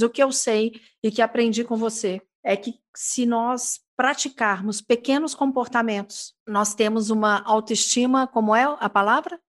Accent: Minas Gerais, Brazil; accent: mineirismo; eu falo no meu mineirismo

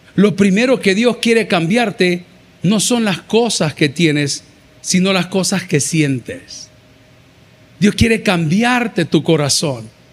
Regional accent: El Salvador; Del Salvador

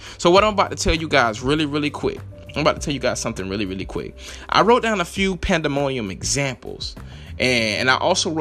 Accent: Lake City, United States; when I was growing up in Lake City, we didn't have any bridges

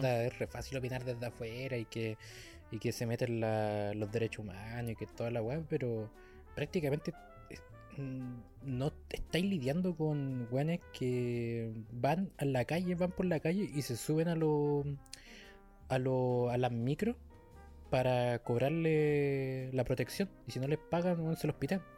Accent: Chile; somos chilenos

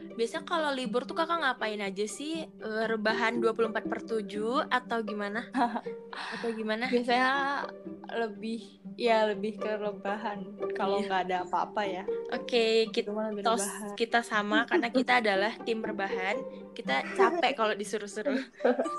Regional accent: Depok, West Java, Indonesia; aku sendiri orang Depok

